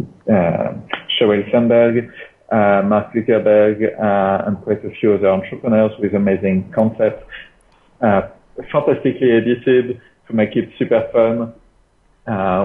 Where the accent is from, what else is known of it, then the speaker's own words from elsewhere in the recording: France; English is a second language; moved away as an adult; also born or lived in London, United Kingdom / Singapore; now in Southeast Asia; I was born in France, which explains the ranting attitude. For like 20, 22 years, I grew up in the French Alps.